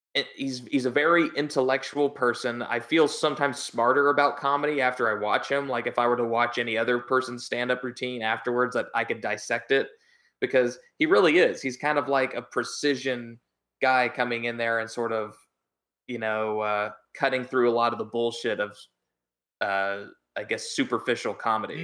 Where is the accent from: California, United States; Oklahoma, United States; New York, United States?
Oklahoma, United States; Oklahoma, uh, my home state.